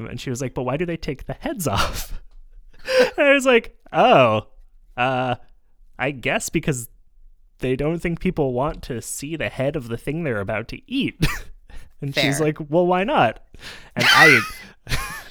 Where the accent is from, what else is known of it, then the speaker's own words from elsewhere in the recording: Montreal, Quebec, Canada; I am also from Jojage or Montreal